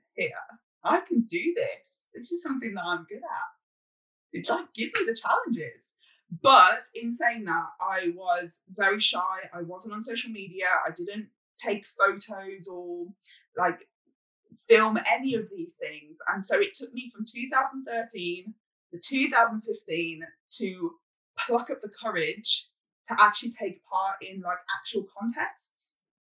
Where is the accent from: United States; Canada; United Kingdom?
United Kingdom; I'm British